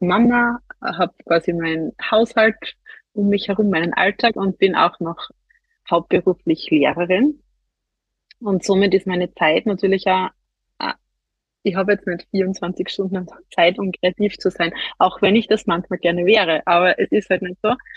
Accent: near Graz, Styria, Austria; wie man wahrscheinlich an, an meinem Dialekt hört, bin ich nicht aus Deutschland, sondern aus der Nähe von Graz in der Steiermark, also in Österreich.

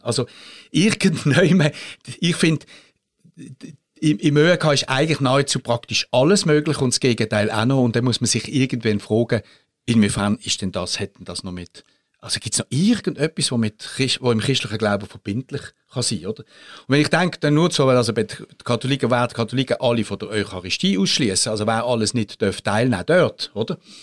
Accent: Switzerland; als Schweizer

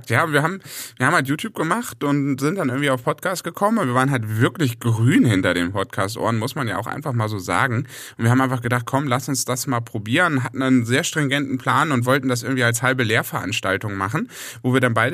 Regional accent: Hamburg, Germany; dann habe ich mich entschlossen, wieder zurück in meine alte Heimat zu gehen und bin jetzt bei Hamburg.

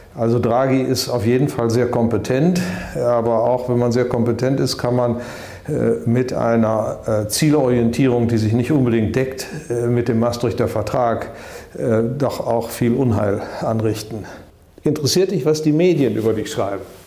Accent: Germany; wir sind aus Deutschland

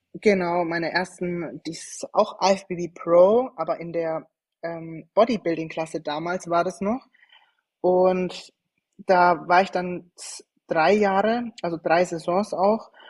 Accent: Schweinfurt, Bavaria, Germany; ich komme ursprünglich aus Franken, aus Schweinfurt

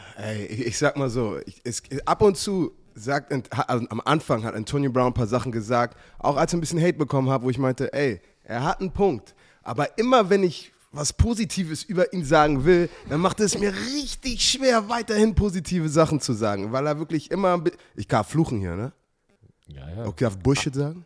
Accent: Germany; also born or lived in United States; als ich aufgewachsen bin, weißt du, in, in, in Deutschland war, war ich Amerikaner und Amerika bin ich, bin ich, bin ich Deutscher

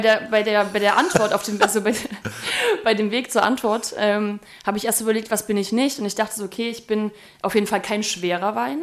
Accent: Erfurt, Thuringia, Germany; moved away; also born or lived in Nuremberg; Erfurt ist ja meine Heimatstadt, da bin ich geboren

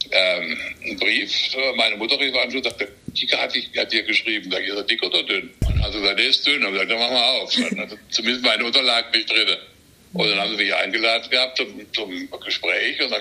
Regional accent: Baden-Württemberg, Germany; ich komme aus Südbaden

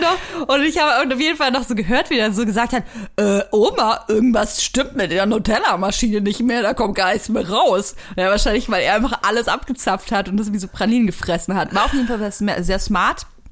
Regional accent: Franconia, Bavaria, Germany; moved away; ich komme ja aus Franken

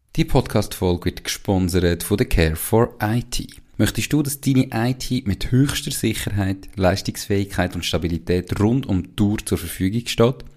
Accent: Switzerland; accent: Swiss German; first language Swiss German; als Schweizer

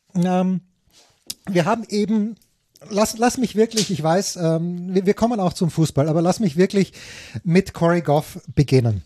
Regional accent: Austria; als Österreicher

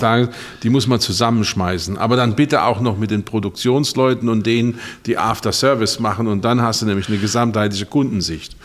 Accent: Rhineland-Palatinate, Germany; ich komme ja aus der Pfalz

